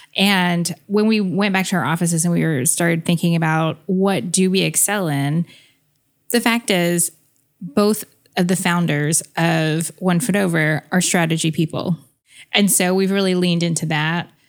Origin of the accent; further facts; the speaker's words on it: United States; being half American